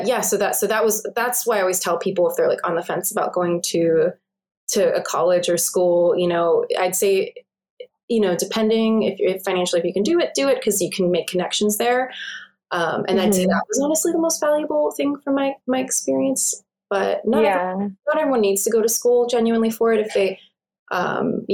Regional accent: Pittsburgh, Pennsylvania, United States; moved away as an adult; also born or lived in Edinboro, Pennsylvania; now in Los Angeles, United States; I moved back to my hometown of Pittsburgh

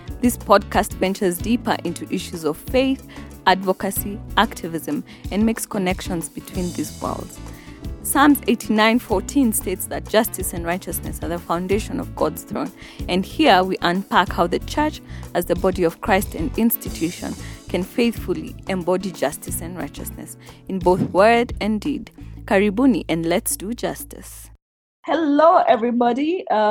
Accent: Kenya; I am from Kenya

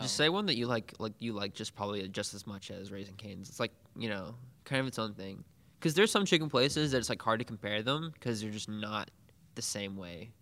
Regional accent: Pine Bluff, Arkansas, United States; now in Jonesboro, United States; my hometown in Pine Bluff

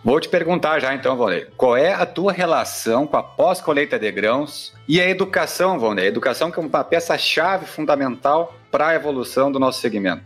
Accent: Rio Grande do Sul, Brazil; aqui no Rio Grande do Sul, minha terra natal

